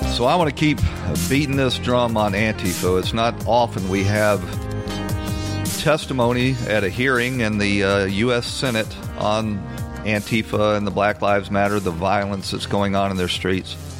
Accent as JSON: {"language": "English", "town": "Atlanta", "region": "Georgia", "country": "United States", "tie": "born or raised there", "said": "in Atlanta, my hometown"}